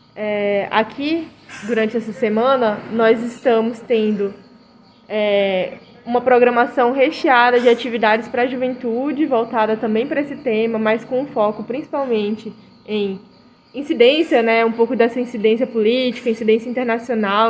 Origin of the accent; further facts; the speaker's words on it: Rio Branco, Acre, Brazil; sou de Rio Branco Acre